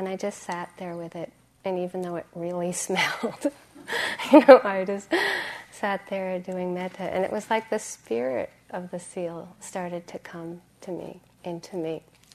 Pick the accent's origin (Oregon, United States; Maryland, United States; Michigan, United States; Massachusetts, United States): Massachusetts, United States; And I grew up in Massachusetts